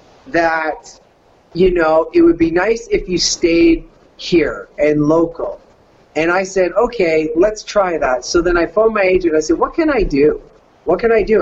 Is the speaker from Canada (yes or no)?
yes; Canada; accent: Canadian; moved away as an adult; also born or lived in California; The fat white guy from Canada